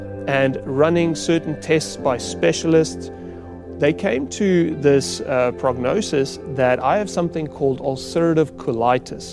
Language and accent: English; South Africa; I grew up on a farm in South Africa